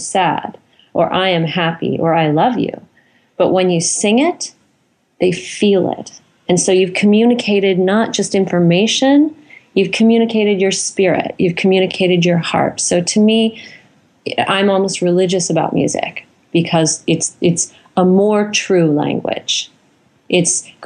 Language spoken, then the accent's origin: English; Chicago, Illinois, United States; I grew up in Chicago